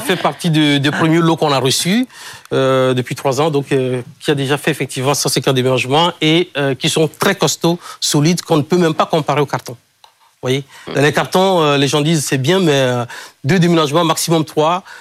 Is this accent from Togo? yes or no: yes; Kpalimé, Plateaux, Togo; je suis d'origine euh, togolaise. Et c'est le nom de ma ville natale, Cloto. En la région s'appelle Cloto. Je suis né à Palimé.